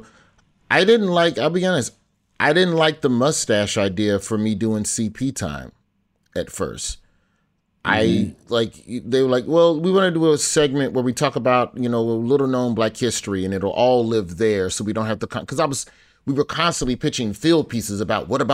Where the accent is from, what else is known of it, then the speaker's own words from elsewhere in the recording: Alabama, United States; My home state